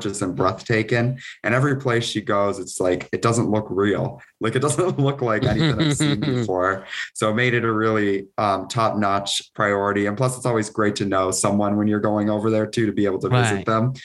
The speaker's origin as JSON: {"language": "English", "region": "Connecticut", "country": "United States", "said": "we're from Connecticut"}